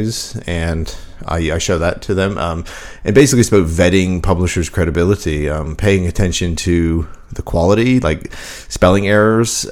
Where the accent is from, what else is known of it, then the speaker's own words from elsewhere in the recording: Canada; moved away; my hometown in Canada